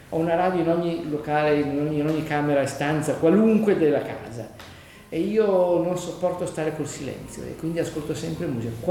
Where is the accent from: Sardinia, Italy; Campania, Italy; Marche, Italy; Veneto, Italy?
Campania, Italy; Naples; now in Milan, Italy; Io poi sono napoletano